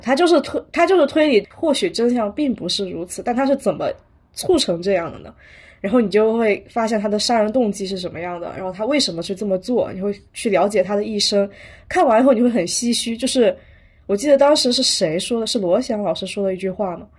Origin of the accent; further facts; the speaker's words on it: China; 作为一个中国人，我觉得虽然国推它的发展远没有像日推或者是像西方就有那么多的积淀吧